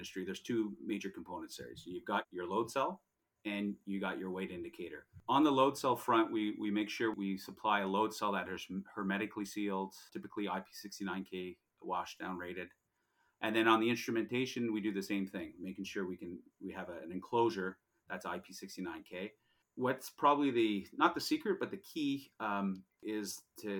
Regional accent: Montreal, Quebec, Canada; born and raised in Montreal, Quebec

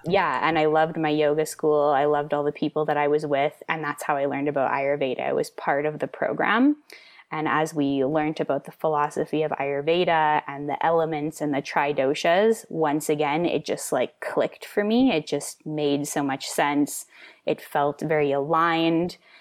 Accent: the Kootenays, British Columbia, Canada; I grew up in the Kootenays

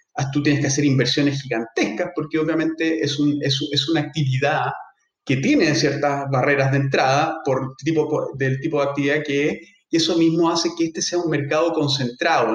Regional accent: Chile; nosotros como chilenos y, abogados

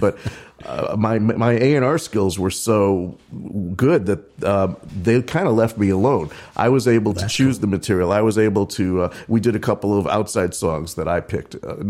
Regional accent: Chicago, Illinois, United States; moved away as an adult; also born or lived in Los Angeles; now in Nashville, United States; I was born and raised in Chicago, yeah.

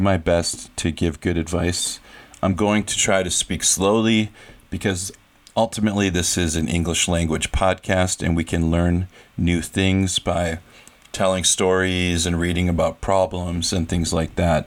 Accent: United States; moved away as an adult; So I've lived in another country for half my life. I grew up in America.

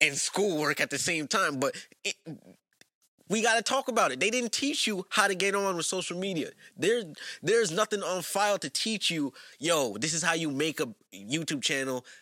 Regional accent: New York, United States; growing up in New York, public school system

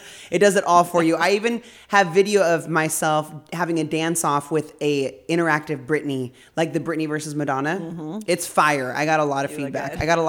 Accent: Ontario, California, United States; Like, we grew up locally here in Ontario, California, humble beginnings, humble roots.

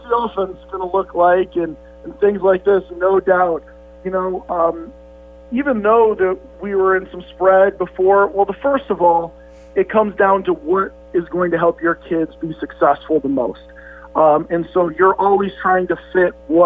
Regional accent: Valparaiso, Indiana, United States; moved away as an adult; I'm from Valpo

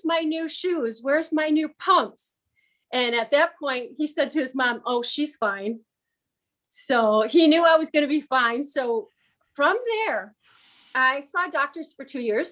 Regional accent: Michigan, United States; I was born in Michigan

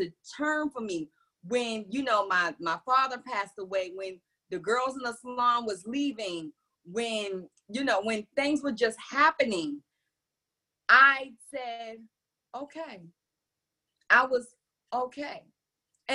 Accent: New York City, New York, United States; growing up in New York City

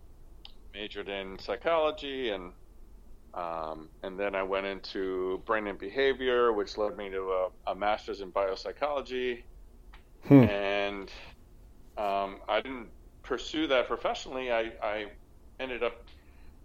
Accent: New York City, New York, United States; I'm a Brooklyn born and raised Hispanic

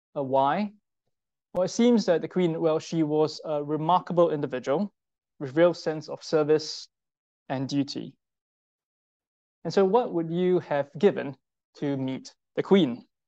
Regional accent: Singapore; I'm Singaporean

